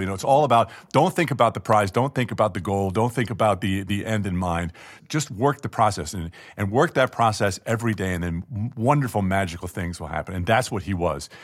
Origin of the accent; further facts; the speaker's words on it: Garden City, New York, United States; now in Los Angeles, United States; Garden City, where I grew up